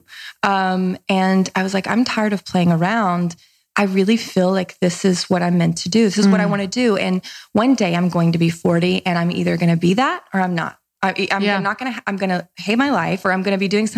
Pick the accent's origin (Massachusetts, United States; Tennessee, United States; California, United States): Tennessee, United States; Nashville; accent: Southern; also born or lived in Mississippi; I'm from a small, small, tiny town in Mississippi. I grew up in Nashville. Mm-hmm. We moved there when I was a kid